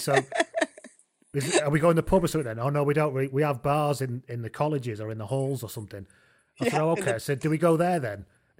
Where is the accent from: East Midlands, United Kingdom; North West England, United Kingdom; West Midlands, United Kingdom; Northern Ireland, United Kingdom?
North West England, United Kingdom; Leigh; moved away; also born or lived in Middlesbrough / Deeside, North Wales; obviously we were from Middlesbrough, and I grew up in Lee in Lancashire, and subsequently lived in, you know, Deeside in North Wales. So, and my family were miners and stuff.